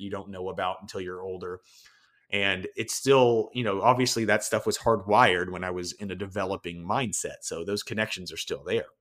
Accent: the South, United States; moved away as an adult; also born or lived in Denver; where I grew up in the South

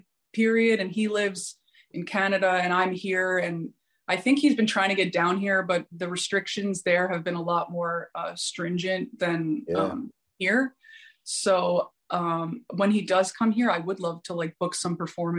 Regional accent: New York City, New York, United States; also born or lived in Oregon; now in Los Angeles, United States; I was born in New York, but I live

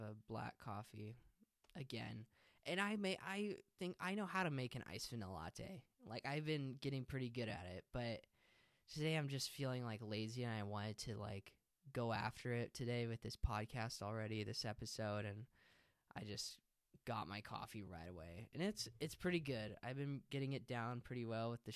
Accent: hometown about 15 minutes from Albany, Oregon, United States; I'm still going to root for my hometown

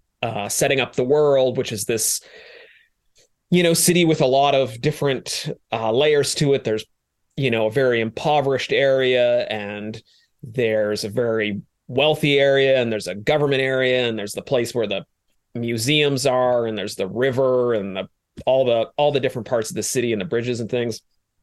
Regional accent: Maine, United States; I like to consider myself quite a driver on snow because I'm from Maine originally

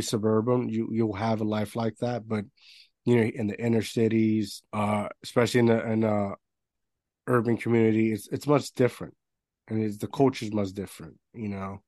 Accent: Puerto Rico; moved away; I grew up in Puerto Rico, so it's an island

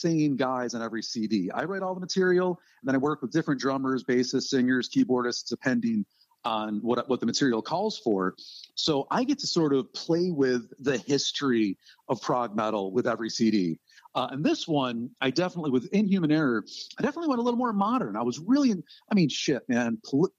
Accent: Rochester, New York, United States; now in Southern Ohio, United States; grew up in my hometown of Rochester, New York.

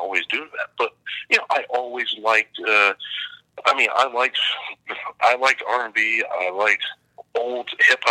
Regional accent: Columbus, Ohio, United States; moved away; also born or lived in California / Canada; I grew up in Columbus, Ohio, and my neighborhood was not fun

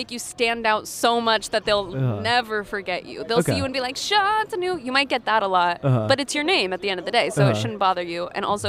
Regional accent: Long Beach, California, United States; moved away; It says Long Beach, California. Love …. And that's where I'm from.

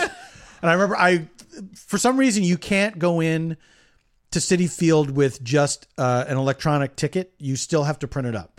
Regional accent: Philadelphia, Pennsylvania, United States; moved away as an adult; now in Los Angeles, United States; I grew up in Philadelphia, so the, yes, I have a, uh, uh, a, a, deep affection for my hometown.

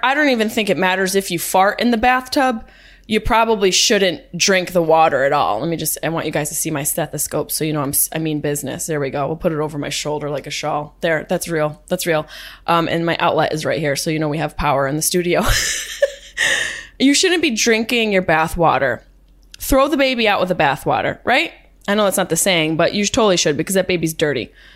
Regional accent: Syracuse, New York, United States; accent: Syracuse; my Syracuse accent

